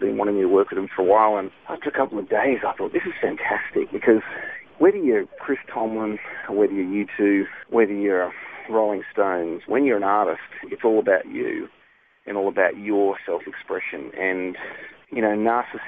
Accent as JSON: {"language": "English", "country": "Australia", "moved": "yes", "lives_now": "United States", "said": "I'm Aussie"}